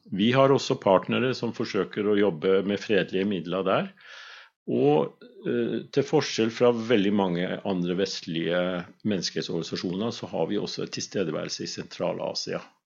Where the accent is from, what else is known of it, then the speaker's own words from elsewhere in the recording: Svolvær, Nordland, Norway; moved away; also born or lived in Vesterålen / Skrova; født i Vesterålen, mhm. men oppvokst på Skrova og i Svolvær mesteparten av min barne- og ungdomstid